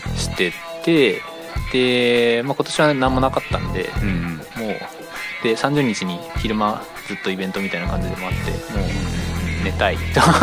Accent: Sapporo, Hokkaido, Japan; moved away as an adult; now in Tokyo, Japan; 生まれも育ちも札幌

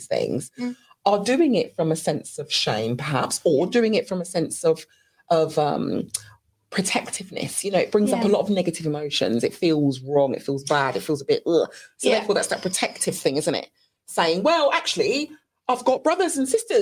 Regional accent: United Kingdom; as us British people would say

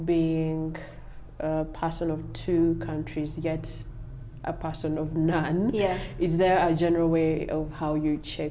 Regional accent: Kenya; as a Kenyan?

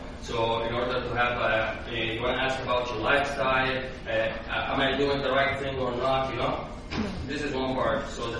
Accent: Egypt; English is a second language; So, as I came from Egypt, like I have been here for almost 2 years, so I found it's really difficult.

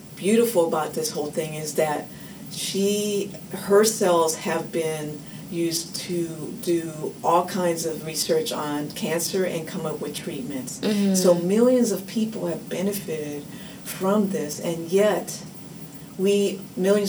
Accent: Oakland, California, United States; I grew up in Oakland for my entire life

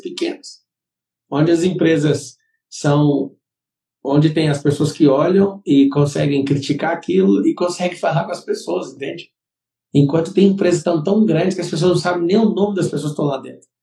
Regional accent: Brazil; Nós somos brasileiros

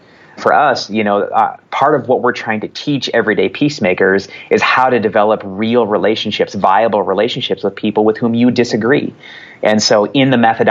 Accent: United States; as American Christians in particular

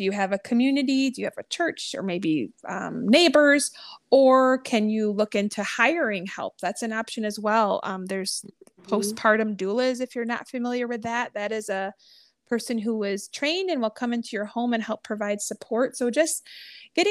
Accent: New England, United States; moved away; I'm actually originally from New England area

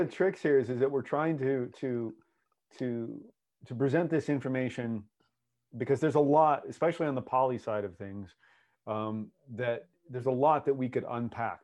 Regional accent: United States; accent: American; my American accent

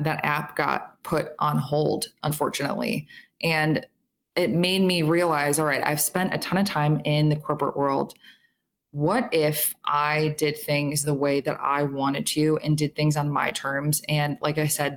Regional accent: Chicago, Illinois, United States; also born or lived in Minneapolis; So I'm from Chicago. I live in Chicago now

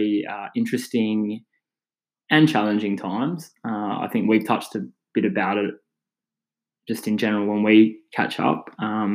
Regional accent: Perth, Western Australia, Australia; we're from Perth

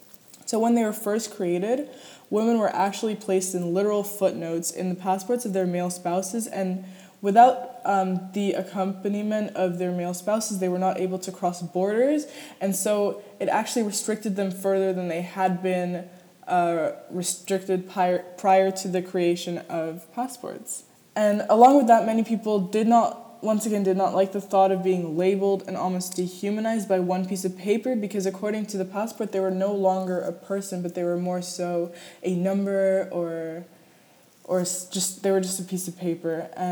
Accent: New York, United States; born there; I have been fortunate enough to hold a U.S. passport since I was born in New York.

